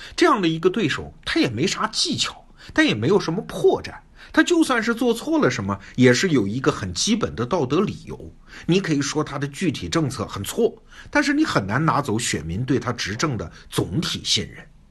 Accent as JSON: {"language": "Chinese", "country": "China", "said": "我们中国人懂的话"}